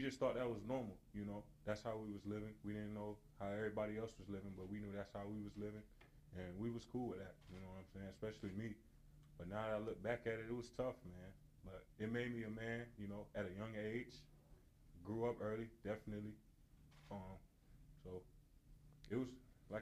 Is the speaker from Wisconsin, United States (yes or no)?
no; Washington, District of Columbia, United States; also born or lived in Trinidad and Tobago; From Trinidad and Tobago with my two older brothers. Just growing up in Northeast Washington, D.C.